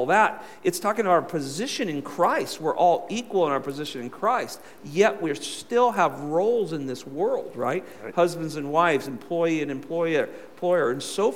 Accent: California, United States; moved away; I'm from California

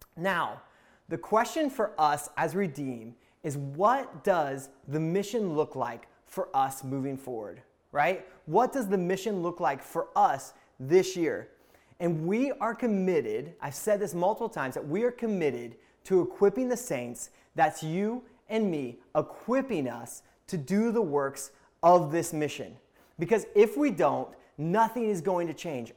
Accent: Indiana, United States; I'm from Indiana

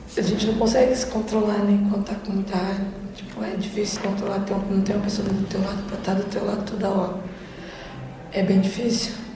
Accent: Fazenda Rio Grande, Paraná, Brazil; Sou da Fazenda Rio Grande

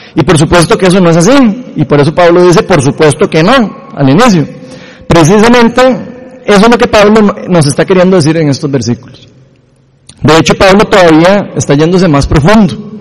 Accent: Costa Rica; todos los ticos

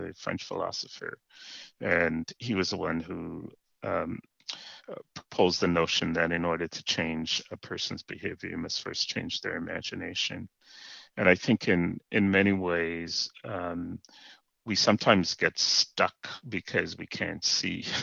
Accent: Jamaica; moved away as an adult; now in Canada; I was born in Jamaica, raised, as you mentioned, in the Anglican Church

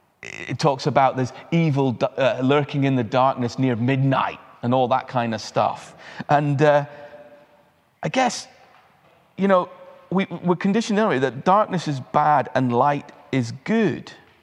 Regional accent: Uttarakhand, India; moved away; as a child, I had the incredible privilege of growing up in the Himalayas in India, in the foothills, in an international school.

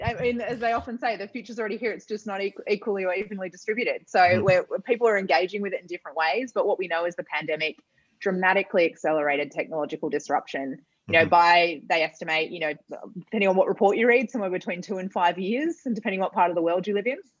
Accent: Perth, Western Australia, Australia; we grew up in Perth, for those who know Perth well, it was in Scarborough.

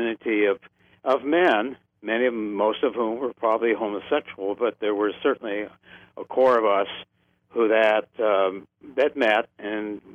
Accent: Creston, Ohio, United States; I grew up in Ohio, where my family's been for 200

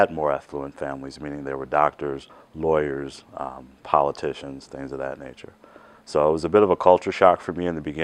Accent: Chicago, Illinois, United States; I grew up in Chicago, Illinois.

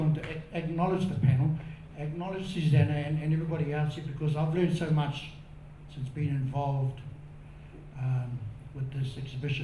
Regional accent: Gisborne, New Zealand; moved away; I was born in Tiranga, so I grew up there

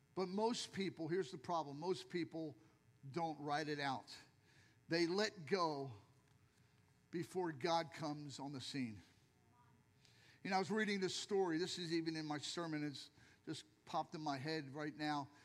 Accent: Philadelphia, Pennsylvania, United States; now in Lehigh Acres, United States; I'm from Philadelphia

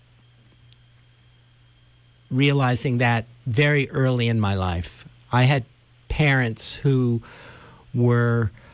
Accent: New York City, New York, United States; also born or lived in Spain; growing up in New York City.

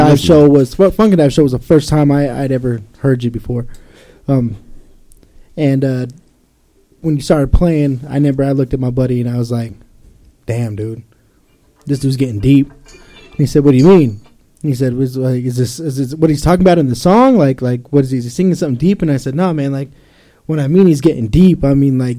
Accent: Ogden, Utah, United States; I love being from Ogden City, man. I love to be able to call that place my hometown.

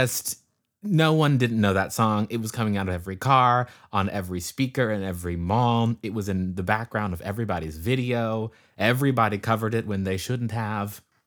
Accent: California, United States; am from California, um, and currently am in California, um, in the northern part in the Bay Area

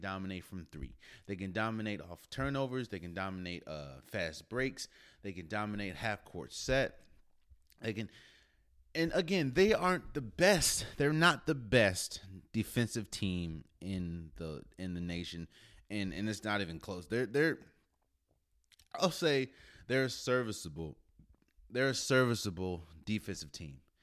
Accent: Maryland, United States; I'm born and raised in Maryland

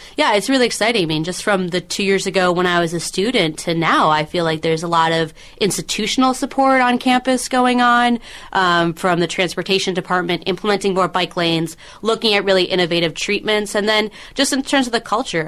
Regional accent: Minneapolis, Minnesota, United States; now in Los Angeles, United States; I grew up in Minneapolis

